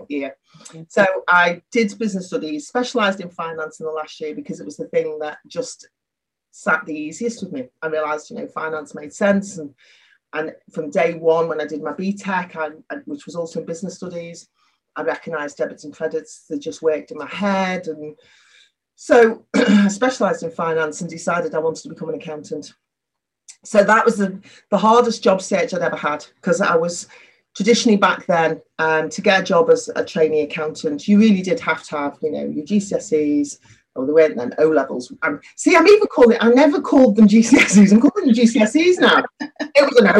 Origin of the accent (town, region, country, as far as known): Liverpool, North West England, United Kingdom; accent: Liverpool; moved away as an adult; also born or lived in Aberdeen